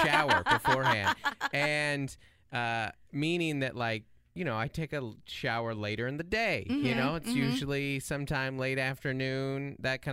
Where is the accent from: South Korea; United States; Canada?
United States; Seattle, Washington; moved away as an adult; now in San Diego, United States; I'm from Seattle, but San Diego is home. We've been here almost that long, about 8 years